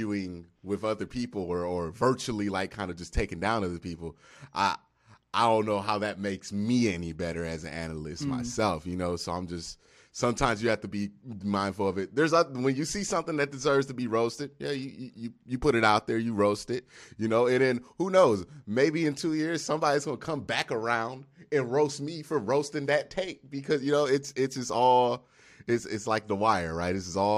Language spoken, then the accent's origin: English; Cleveland, Ohio, United States; now in Atlanta, United States; Well, I was born in Cleveland and raised in Cleveland. About 20 minutes from downtown.